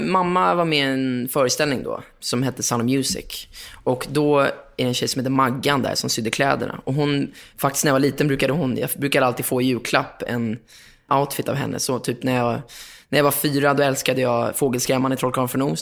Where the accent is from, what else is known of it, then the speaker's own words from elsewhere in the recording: Lidingö, Stockholm County, Sweden; also born or lived in Östermalm, Stockholm; jag kommer från Lidingö, eller jag är uppvuxen på Lidingö Östermalm